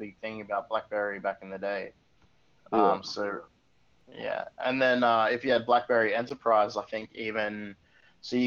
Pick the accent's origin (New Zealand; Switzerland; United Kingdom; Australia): Australia; as an Australian